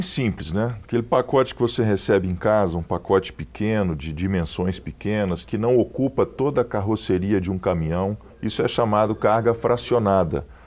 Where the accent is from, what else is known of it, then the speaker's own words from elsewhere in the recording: Belo Horizonte, Minas Gerais, Brazil; a nossa família é natural aqui de Belo Horizonte